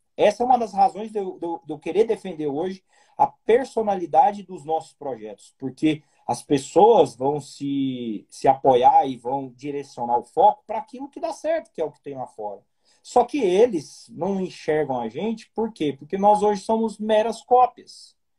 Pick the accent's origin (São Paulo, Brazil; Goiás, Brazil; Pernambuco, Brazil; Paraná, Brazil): Goiás, Brazil; Eu tô, sou goiano, terra do Piqui. Estou em Goiânia